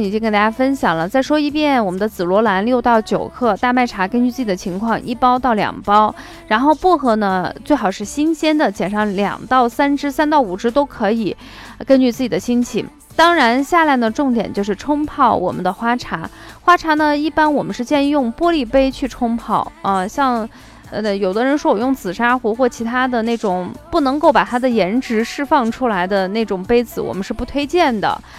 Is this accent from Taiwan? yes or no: no; Shaanxi, China; accent: Shaanxi dialect; 用我们陕西方言说